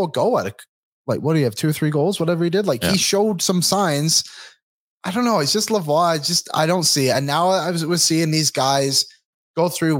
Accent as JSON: {"language": "English", "town": "Bolton", "region": "Ontario", "country": "Canada", "said": "Ontario, but I'm from Bolton."}